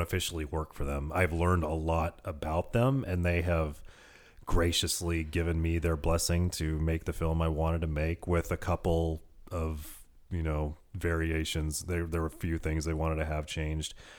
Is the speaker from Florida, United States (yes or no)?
no; Petaluma, California, United States; also born or lived in Santa Rosa / Modesto; my hometown of Petaluma